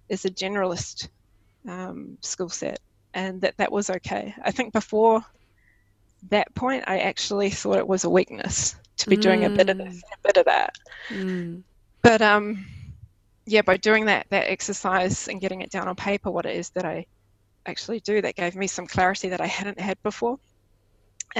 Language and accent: English; New Zealand; first language English; moved away as an adult; now in Denmark; I used to have an ordinary life in New Zealand, where I could speak my mother tongue of English and I had friends and family close